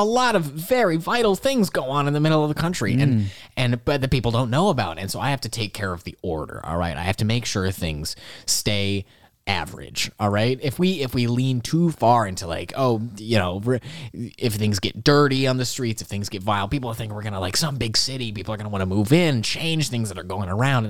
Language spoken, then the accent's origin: English; Wisconsin, United States; born there; I'm from all over. You know, I was actually, I was born in Wisconsin.